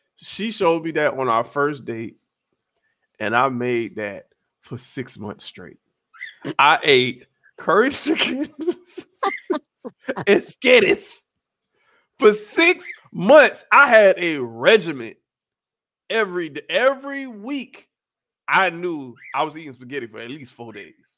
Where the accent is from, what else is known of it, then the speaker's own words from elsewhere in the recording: South Florida, United States; I am not Caribbean. I'm just from South Florida.